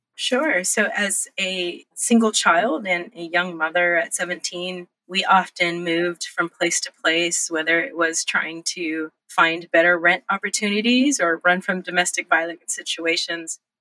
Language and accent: English; Los Angeles, California, United States; also born or lived in Monterey Bay, California; And I was born in Monterey Bay in California. we traveled up and down the coast all the way to Los Angeles, where I grew up, and all over the state of California.